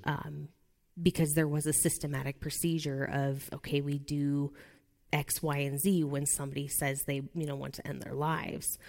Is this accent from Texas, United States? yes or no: no; Nebraska, United States; I'm from Nebraska